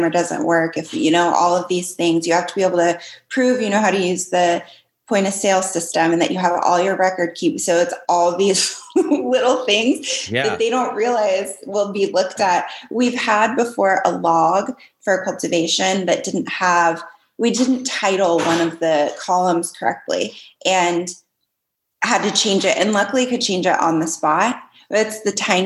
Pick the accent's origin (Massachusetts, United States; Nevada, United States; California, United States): Nevada, United States; Las Vegas; now in New York, United States; I'm from Vegas and now in New York